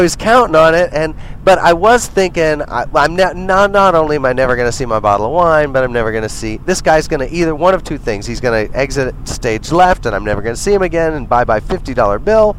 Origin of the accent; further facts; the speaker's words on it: Montreal, Quebec, Canada; I don't live in Alberta. I'm from Montreal